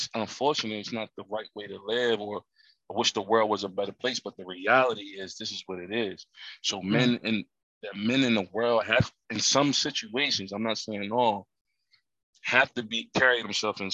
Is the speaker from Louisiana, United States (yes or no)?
no; Camden, New Jersey, United States; I'm from Camden, New Jersey. We was considered the poorest city in America